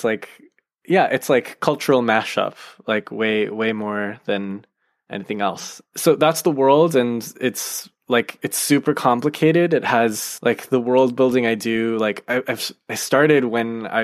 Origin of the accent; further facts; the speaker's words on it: United States; I am an American, so like the culture I grew up with is very much connected